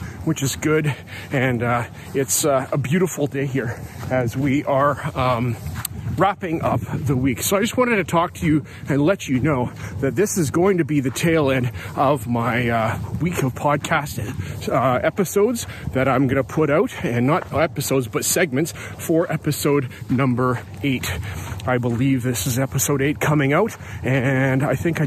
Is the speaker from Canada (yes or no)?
yes; Canada; I'm a Canadian. I'm here in British Columbia.